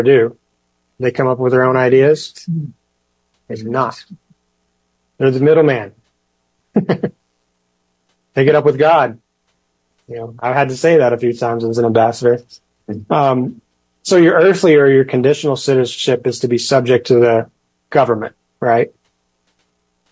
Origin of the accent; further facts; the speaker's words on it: United States; I'm American